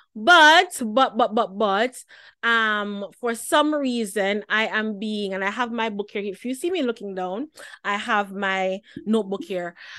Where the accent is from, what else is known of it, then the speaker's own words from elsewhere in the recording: Jamaica; as a teen girl growing up in Jamaica